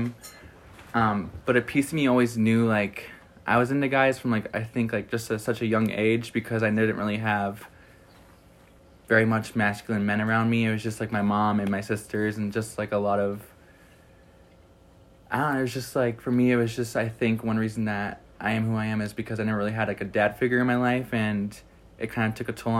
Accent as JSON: {"language": "English", "town": "Iron Mountain", "region": "Michigan", "country": "United States", "tie": "born or raised there", "said": "I'm from Iron Mountain, Michigan, which is in the UP, like 8 hours away from school"}